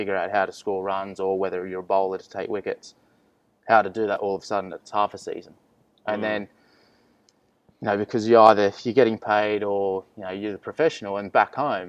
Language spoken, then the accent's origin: English; Penrith, New South Wales, Australia; I'm from Penrith